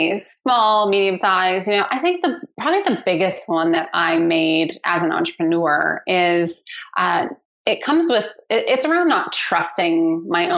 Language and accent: English; Seattle, Washington, United States; I grew up in Seattle, where I still live